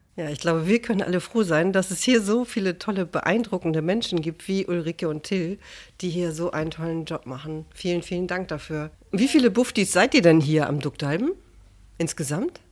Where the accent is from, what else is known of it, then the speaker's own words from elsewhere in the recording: Hamburg, Germany; als ja, Hamburgerin